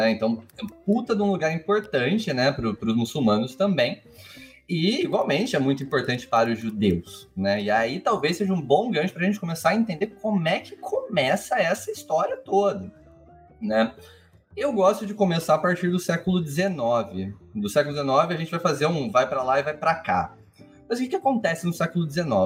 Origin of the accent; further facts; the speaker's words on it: Brazil; born there; sou eu sou brasileiro, nasci no Brasil.